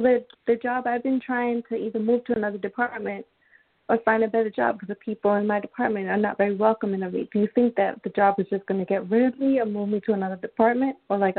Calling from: Long Island, New York, United States; I'm calling from Long Island, New York.

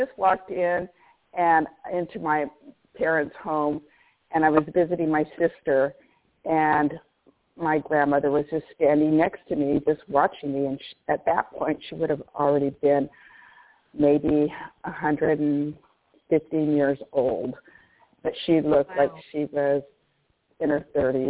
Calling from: Orange, California, United States; I'm calling from Orange, California.

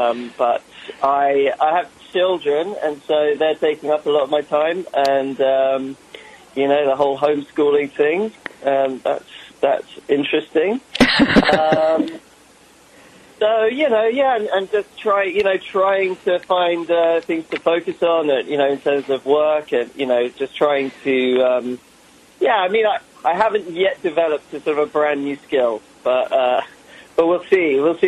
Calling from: Santa Monica, California, United States; I'm in Santa Monica, Los Angeles.

